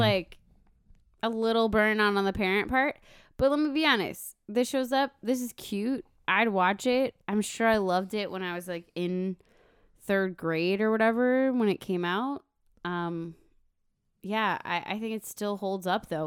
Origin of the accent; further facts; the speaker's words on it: Minnesota, United States; We're, we're from Minnesota